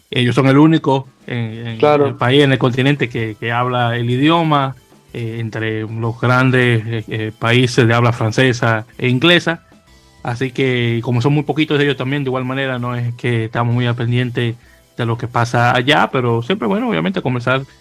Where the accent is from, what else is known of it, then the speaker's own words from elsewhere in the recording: Santo Domingo, Distrito Nacional, Dominican Republic; now in New York, United States; Y yo como, y, como inmigrante que soy de República Dominicana, de Santo Domingo, 20 años viviendo en Nueva York